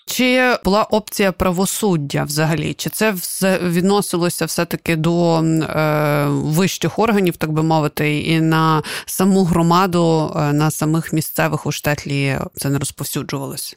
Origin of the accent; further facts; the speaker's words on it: Kyiv, Ukraine; я, наприклад, киянка